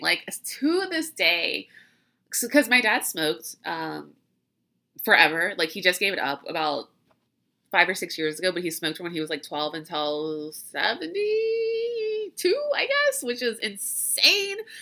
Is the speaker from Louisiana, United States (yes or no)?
yes; Louisiana, United States; I grew up in Louisiana